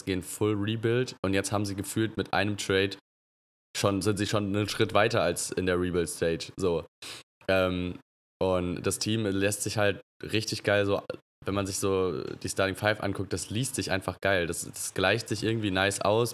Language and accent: German; Germany; uns als, als Deutsche